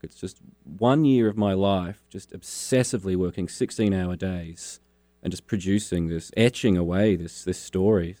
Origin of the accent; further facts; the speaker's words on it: Launceston, Tasmania, Australia; also born or lived in Hobart, Tasmania; I grew up in Launceston.